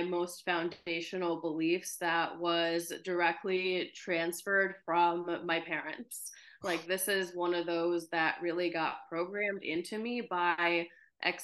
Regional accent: United States; also born or lived in Ukraine; I moved to the US with my parents when I was about 4 years old

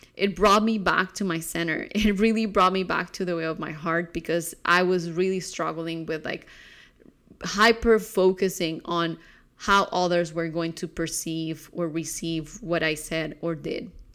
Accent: Colombia; growing up in Colombia

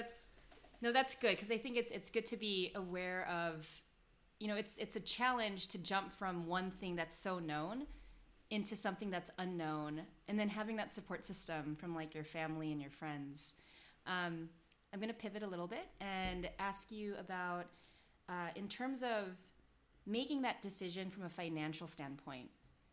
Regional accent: United States; So Jen's Korean-American, I'm Filipino-American

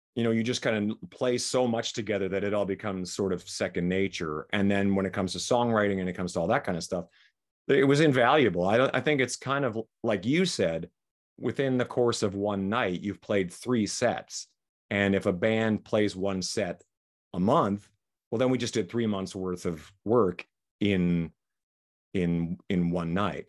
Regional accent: Saskatchewan, Canada; moved away as an adult; also born or lived in Vancouver; now in Las Vegas, United States; we grew up in Saskatchewan

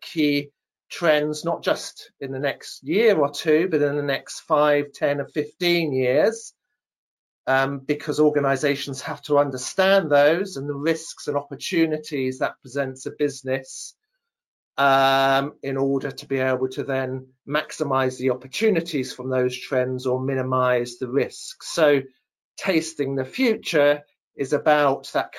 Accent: Devon, South West England, United Kingdom; I grew up in the county of Devon, which is in the southwest part of England

